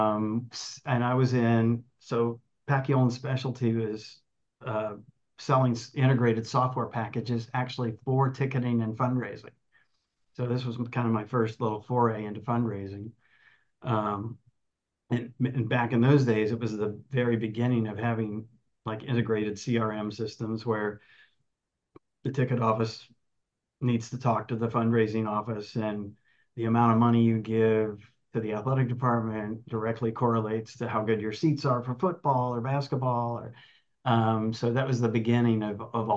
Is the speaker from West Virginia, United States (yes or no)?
no; Dayton, Ohio, United States; moved away as an adult; also born or lived in Kalamazoo, Michigan; now in Long Beach, United States; I grew up in the Midwest, grew up in Ohio, Dayton, Ohio area